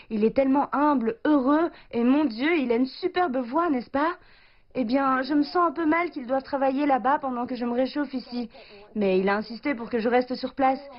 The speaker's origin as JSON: {"language": "French", "country": "Australia", "tie": "born or raised there", "moved": "yes", "said": "en grandissant en Australie"}